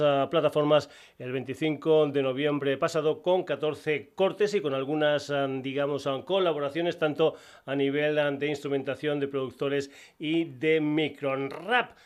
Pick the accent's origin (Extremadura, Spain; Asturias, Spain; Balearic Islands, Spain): Extremadura, Spain; Burguillos del Cerro; mi pueblo, Burguillos del Cerro